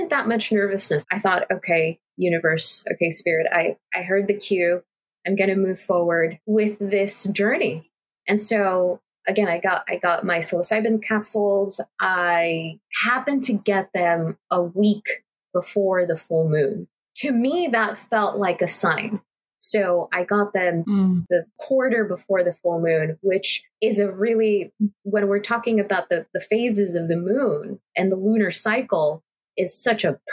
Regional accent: Los Angeles, California, United States; I'm from LA, I'm from California

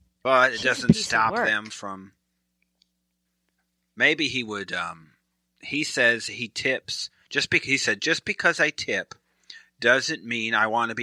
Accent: Michigan, United States; moved away; I'm from Michigan originally

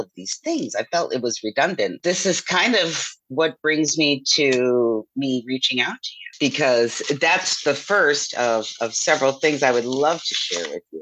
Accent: Grosse Pointe, Michigan, United States; I grew up in Grosse Pointe Theater together

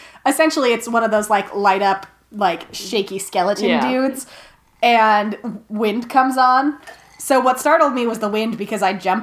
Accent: United States; now in Washington, D.C., United States; we're from America

